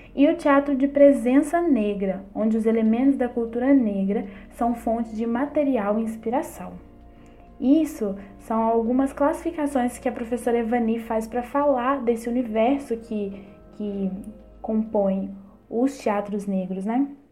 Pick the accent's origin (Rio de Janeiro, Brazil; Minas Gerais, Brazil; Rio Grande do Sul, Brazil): Minas Gerais, Brazil; Bertioga, near Barbacena; moved away as an adult; also born or lived in São João del Rei / Salvador, Bahia; now in São João del-Rei, Brazil; Nasci em Bertioga, uma roça linda aqui pertinho de Barbacena. Foi lá que me criei